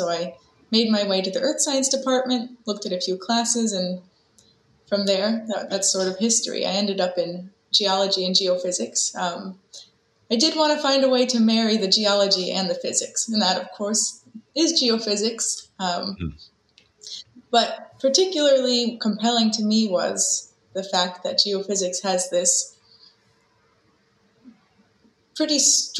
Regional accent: a suburb of Philadelphia, Pennsylvania, United States; moved away as an adult; also born or lived in Boston, Massachusetts; I'm from a suburb of Philadelphia, Pennsylvania.

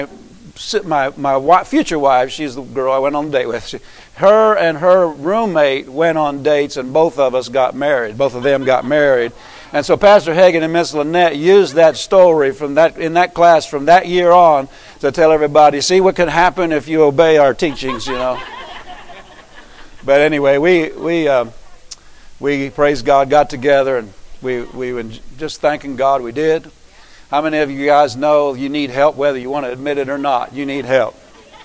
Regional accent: Pennsylvania, United States; moved away; I came from Pennsylvania

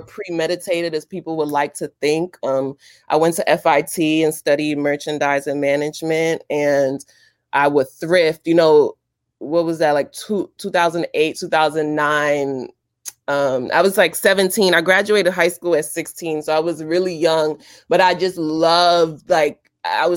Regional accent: New York City, New York, United States; I'm from East New York, Brooklyn

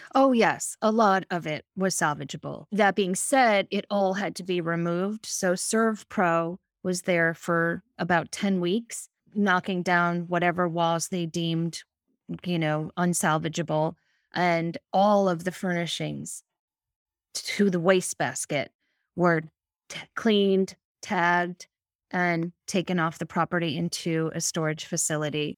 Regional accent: Connecticut, United States; also born or lived in New York City / New Hampshire / Massachusetts / West Virginia; now in Maine, United States; born in New York City and really grew up in Connecticut, have lived in New Hampshire, Massachusetts. I'm a New England girl through and through.

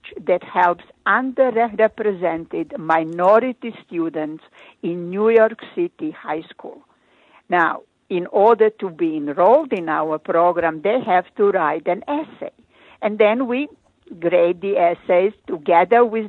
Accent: Croatia; English is a second language; moved away as an adult; now in United States; I started my residency in my home country, Croatia

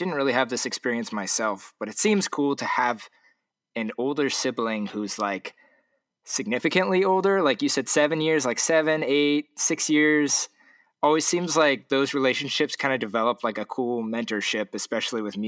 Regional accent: Huntington Beach, California, United States; now in Seattle, United States; I grew up in Huntington. I live in Seattle now.

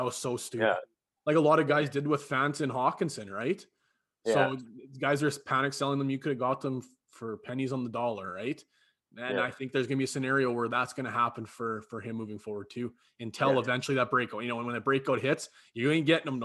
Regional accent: Canada; as a Canadian

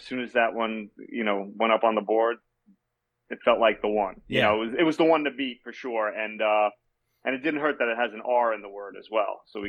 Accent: Yonkers, New York, United States; I grew up in Yonkers.

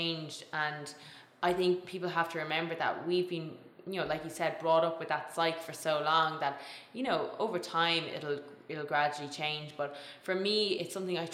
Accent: Tipperary, Munster, Ireland; where I grew up in Tipperary, food was the kind of center of the family

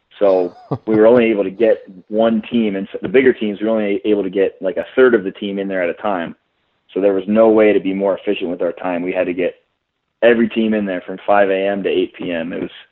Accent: California, United States; Yeah, so I'm from California originally, and I always wanted to get back out to California. I love Southern California.

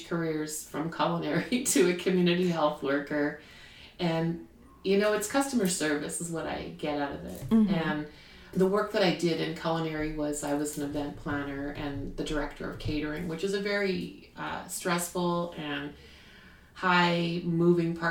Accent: Canada; now in United States; I'm Canadian

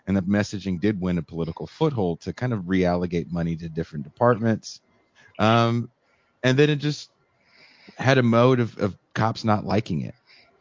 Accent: Richmond, California, United States; also born or lived in New York; where I grew up in Richmond, California.

